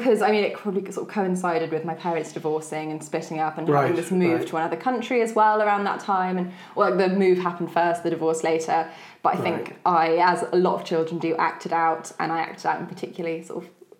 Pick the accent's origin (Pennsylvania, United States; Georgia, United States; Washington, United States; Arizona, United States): Georgia, United States; moved away; when I was 5 years old, my family moved to the States. So I grew up in Georgia for a good chunk of my childhood.